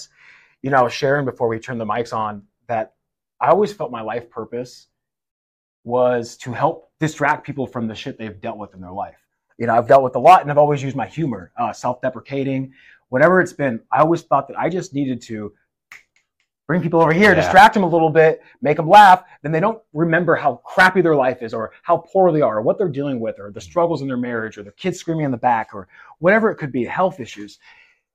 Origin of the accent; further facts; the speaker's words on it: Seattle, Washington, United States; moved away as an adult; also born or lived in Michigan; now in Midwest, United States; I'm from the Seattle area